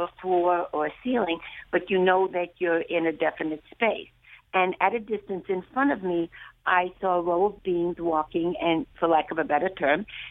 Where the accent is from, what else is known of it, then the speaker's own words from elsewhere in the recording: Hungary; moved away; I'm from Hungary